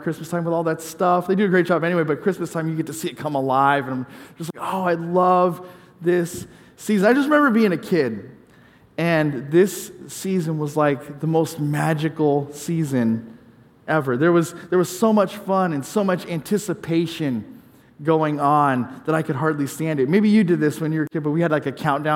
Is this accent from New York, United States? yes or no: no; California, United States; moved away; I grew up in California